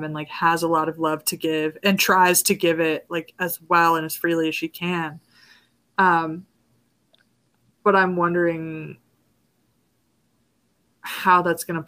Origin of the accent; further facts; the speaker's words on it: Gulf Coast, United States; I'm from the Gulf Coast